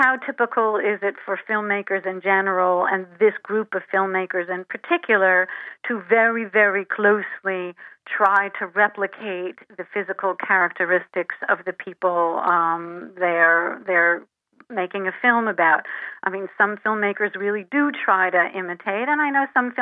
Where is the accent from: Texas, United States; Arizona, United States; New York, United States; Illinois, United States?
New York, United States; outside of New York City, United States; I grew up outside of New York City